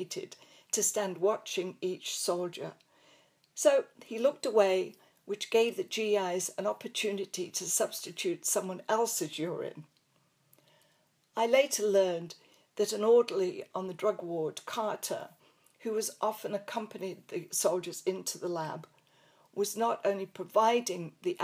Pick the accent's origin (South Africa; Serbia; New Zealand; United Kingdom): United Kingdom; England; accent: English; moved away as an adult; also born or lived in Coventry / Canada / United States; They actually liked my English accent, but really enjoyed hearing me pronounce laboratory.